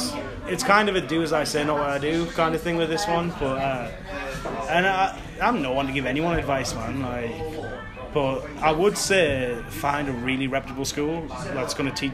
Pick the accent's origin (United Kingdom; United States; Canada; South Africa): United Kingdom; Hartlepool, North East England; But, I'm from Hartlepool, I'm hardly ever home